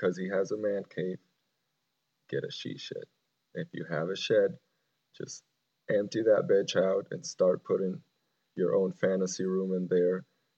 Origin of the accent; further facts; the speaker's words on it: Venezuela; moved away; I grew up in Venezuela